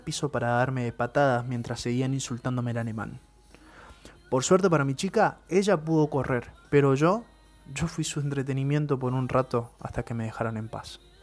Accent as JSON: {"language": "Spanish", "region": "Buenos Aires", "country": "Argentina", "said": "Soy de Buenos Aires"}